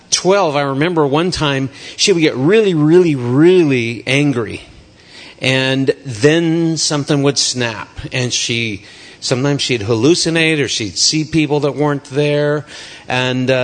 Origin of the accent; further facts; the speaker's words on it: Snoqualmie, Washington, United States; I grew up in Snoqualmie, and we moved around a lot, sometimes back to the same house.